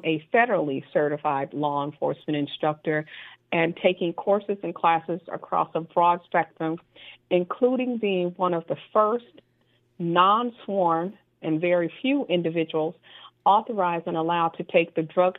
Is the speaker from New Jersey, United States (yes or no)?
yes; Trenton, New Jersey, United States; moved away; also born or lived in San Diego, California; I am originally from Trenton, New Jersey.